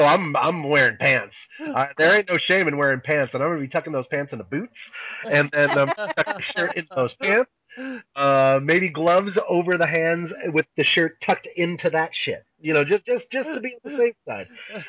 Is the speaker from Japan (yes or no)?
yes; Japan; I grew up in Japan and as you guys all know, and over there they have a lot of mosquitoes